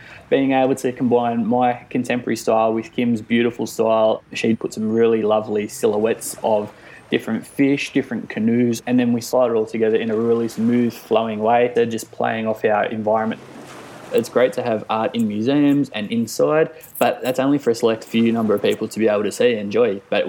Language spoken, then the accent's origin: English; Dharawal land, New South Wales, Australia; I'm a contemporary Indigenous man born and raised on Dharawa land of Torres Strait Islander ancestry.